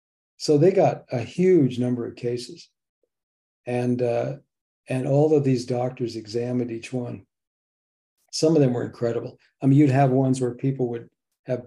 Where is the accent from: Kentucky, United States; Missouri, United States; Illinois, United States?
Missouri, United States; what do they say in Missouri? I'm from Missouri, show me, you know, everything has to be shown here.